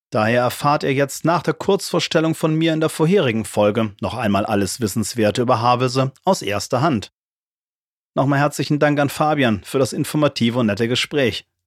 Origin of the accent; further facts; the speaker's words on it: Oldenburg, Lower Saxony, Germany; meiner Heimatstadt, nämlich Oldenburg, da wo ich gerade wohne.